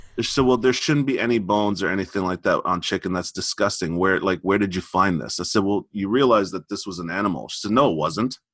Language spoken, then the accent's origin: English; Montreal, Quebec, Canada; I'm from Montreal